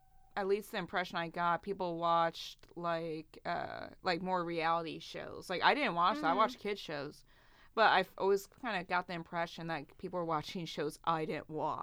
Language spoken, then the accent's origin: English; Cincinnati, Ohio, United States; born there; also born or lived in Columbus; And I grew up. I was born in Cincinnati. Then I went to Columbus. And then I went to a spit town.